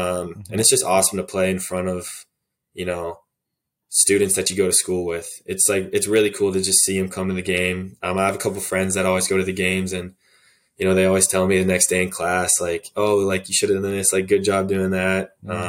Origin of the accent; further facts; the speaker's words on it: Virginia, United States; I'm from Virginia, so I have to.